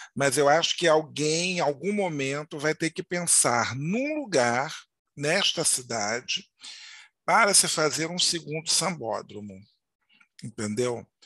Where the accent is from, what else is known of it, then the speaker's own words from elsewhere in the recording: Rio de Janeiro, Brazil; fui criado em Madureira